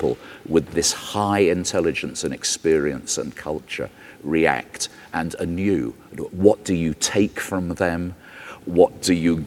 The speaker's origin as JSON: {"language": "English", "town": "Liverpool", "region": "North West England", "country": "United Kingdom", "said": "I come from Liverpool"}